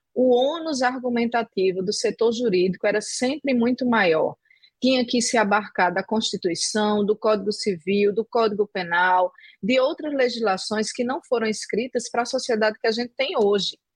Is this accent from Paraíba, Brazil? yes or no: yes; João Pessoa, Paraíba, Brazil; Eu sou originalmente de João Pessoa